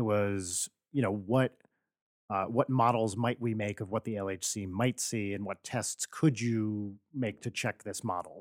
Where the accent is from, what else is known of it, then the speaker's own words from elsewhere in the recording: New Jersey, United States; moved away; I grew up in New Jersey